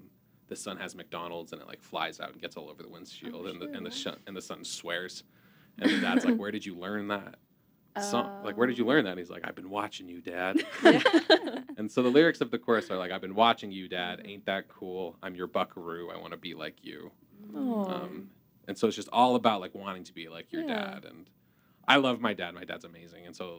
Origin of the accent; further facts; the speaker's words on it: Alberta, Canada; I'm from Alberta, and it's like a very farmer oil.